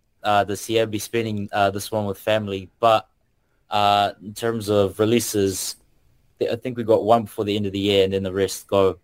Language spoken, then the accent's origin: English; Auckland, New Zealand; also born or lived in Kurdistan; originally I'm from Kurdistan, so that's out in the Middle East. Came over here with my family when I was about a month old and have spent my whole life in South Auckland. So, yeah, that's pretty much where I'm based. And yeah, where I stem from ethnically.